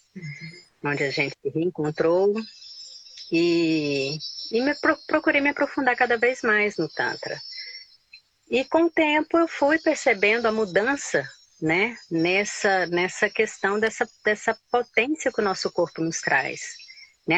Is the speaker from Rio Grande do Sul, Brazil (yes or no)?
no; Goiânia, Goiás, Brazil; moved away as an adult; also born or lived in Pirenópolis; now in Pará, Brazil; Nasci, me criei em Goiânia